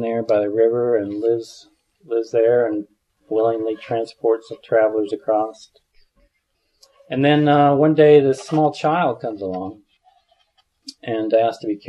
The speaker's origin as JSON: {"language": "English", "region": "Midwest", "country": "United States", "tie": "born or raised there", "said": "I grew up in the Midwest, and my family was quite religious"}